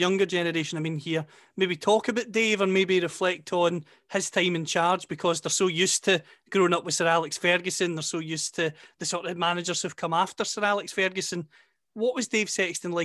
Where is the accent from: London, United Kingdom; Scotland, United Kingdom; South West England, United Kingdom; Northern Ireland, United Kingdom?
Scotland, United Kingdom; I'm a Scot